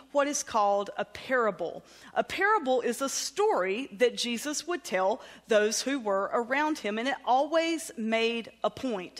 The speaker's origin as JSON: {"language": "English", "region": "the South", "country": "United States", "accent": "southern", "said": "my southern accent"}